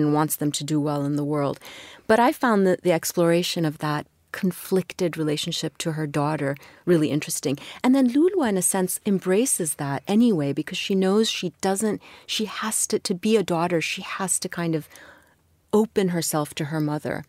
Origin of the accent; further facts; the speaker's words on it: Kuwait; moved away as an adult; also born or lived in London / Edinburgh / St. Louis, United States; I was born in Kuwait, but I was really just a few months old when my parents moved to London, Edinburgh for a very short time, and then to Saint Louis. And I was there till I was six. and then moved back to Kuwait with my parents